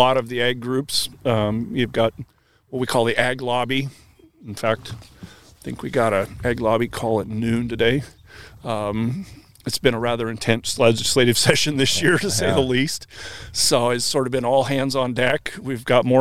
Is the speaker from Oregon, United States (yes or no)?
yes; Oregon, United States; now in Washington, United States; I grew up with him in Oregon